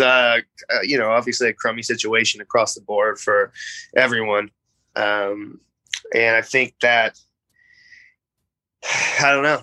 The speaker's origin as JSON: {"language": "English", "area": "Bay Area", "region": "Northern California", "country": "United States", "tie": "born or raised there", "also_born_or_lived": "Los Angeles, United States", "moved": "as an adult", "lives_now": "New York City, United States", "said": "I'm actually born and raised in California, so I'm from from the Bay Area, I'm from Northern California"}